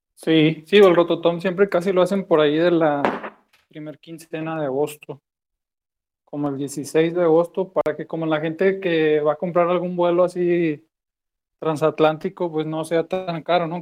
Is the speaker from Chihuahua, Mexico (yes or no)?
no; Monterrey, Nuevo León, Mexico; moved away as an adult; now in Guadalajara, Mexico; nací en Monterrey, allá en el norte de México.